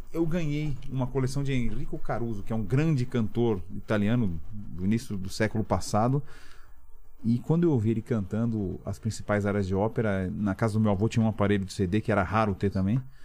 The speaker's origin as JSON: {"language": "Portuguese", "region": "São Paulo", "country": "Brazil", "tie": "born or raised there", "also_born_or_lived": "Milan, Italy", "said": "eu cresci na Santa Efigênia aqui"}